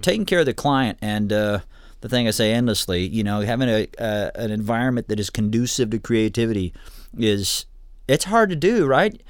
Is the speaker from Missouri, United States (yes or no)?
no; Ann Arbor, Michigan, United States; now in Kalamazoo, United States; I grew up in Ann Arbor originally